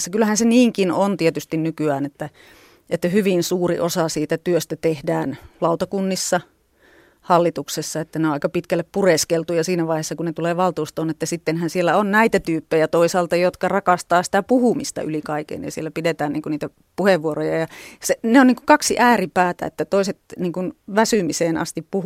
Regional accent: Viitasaari, Central Finland, Finland; niin josta olen lähtöisin Viitasaarelta kotoisin oleva ….

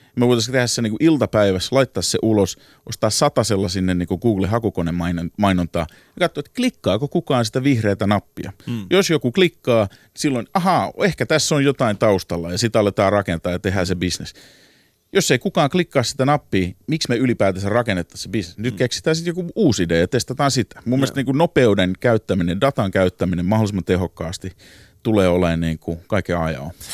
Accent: Helsinki, Uusimaa, Finland; now in New York, United States; Mä oon alun perin kotoisin Helsingin takatöölöstä

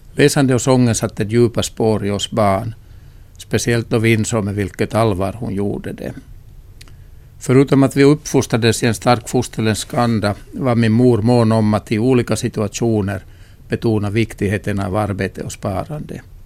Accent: Kokkola, Central Ostrobothnia, Finland; i min hemstad Gamla Karleby

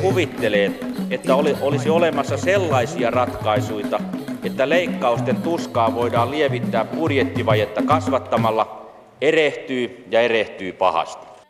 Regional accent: Haapavesi, North Ostrobothnia, Finland; moved away; mä olen syntynyt Haapavedellä tuolla Pohjois-Pohjanmaan etelä, eteläosissa

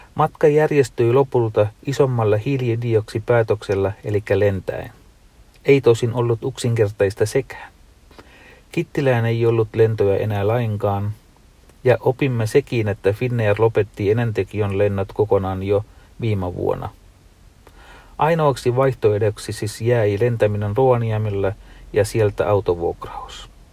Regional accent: Sri Lanka; now in Finland; en ole kotimaassani ole käynyt 25 vuoteen

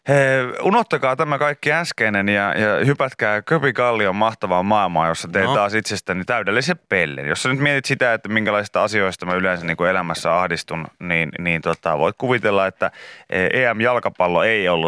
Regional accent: Kemi, Lapland, Finland; Me, me, mekin ollaan Kemistä.

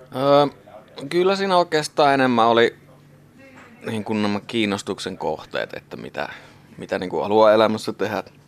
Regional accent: Sotkamo, Kainuu, Finland; also born or lived in Muhos; now in Suomussalmi, Finland; Sotkamostahan mä oon tosiaan lähtöisin

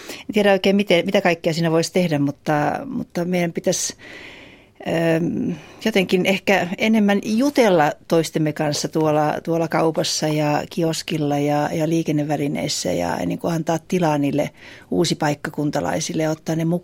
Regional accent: Helsinki, Uusimaa, Finland; mistä mä sanon olevani kotoisin, koska helsinkiläisyys ei ole se, jota kannattaa ensimmäisenä toitottaa.

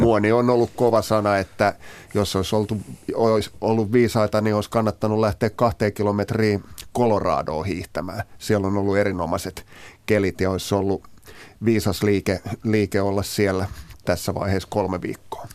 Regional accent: Uusimaa, Finland; mä oon tältä seudulta kotoisin

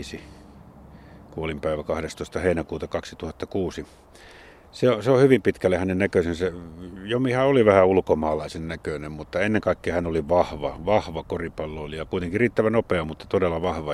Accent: Jyväskylä, Central Finland, Finland; Jyväskylässä nimenomaan, josta olen kotoisin

